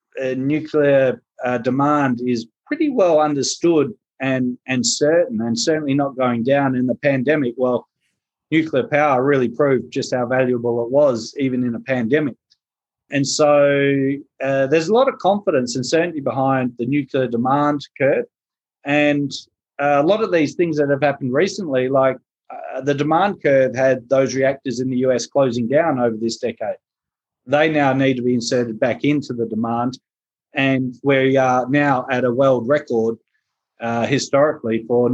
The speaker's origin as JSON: {"language": "English", "region": "South Australia", "country": "Australia", "tie": "born or raised there", "moved": "yes", "said": "my home state"}